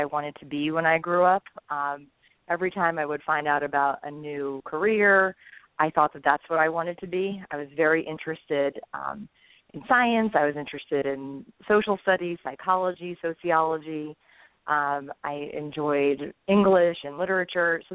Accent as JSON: {"language": "English", "region": "New Jersey", "country": "United States", "tie": "born or raised there", "moved": "as an adult", "lives_now": "Maryland, United States", "said": "I grew up in New Jersey, and I'm a product of public education."}